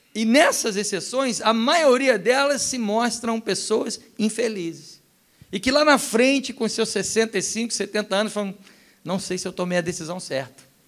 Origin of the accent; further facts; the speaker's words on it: Rio de Janeiro, Brazil; also born or lived in Europe; como um bom carioca